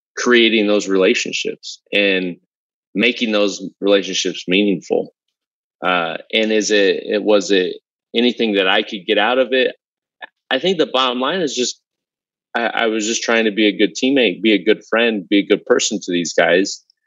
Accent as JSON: {"language": "English", "region": "Southern California", "country": "United States", "tie": "born or raised there", "said": "I grew up in Southern California. I had every race, uh, background, cultural lived on my block when I grew up"}